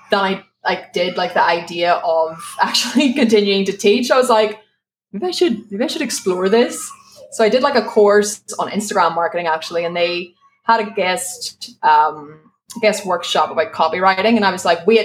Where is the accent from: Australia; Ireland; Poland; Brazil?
Ireland; moved away as an adult; now in Spain; so I live in Spain. I'm from Ireland, just in case people spend the rest of the show being like, what's that accent?